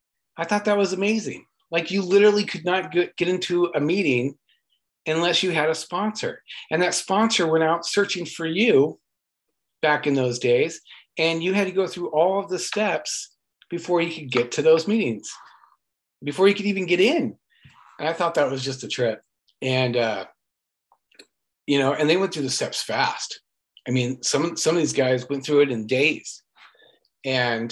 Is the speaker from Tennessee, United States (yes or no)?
no; Westminster, California, United States; I grew up in Westminster, California